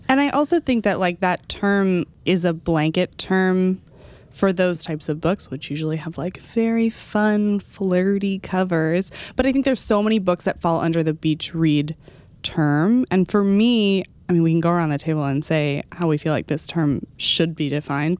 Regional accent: Dallas, Texas, United States; moved away; I went back to my hometown recently. I went back to Dallas

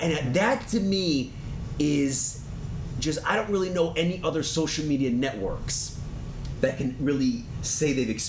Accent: Dania Beach, Florida, United States; Dania Beach, actually.

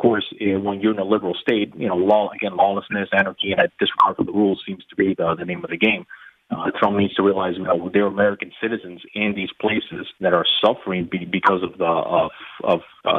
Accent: Dominican Republic; now in Florida, United States; I was born in the Dominican Republic

